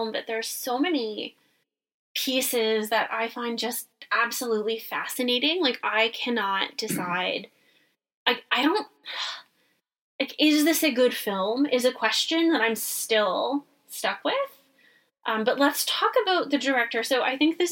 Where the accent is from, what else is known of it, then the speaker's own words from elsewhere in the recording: Canada; I am Canadian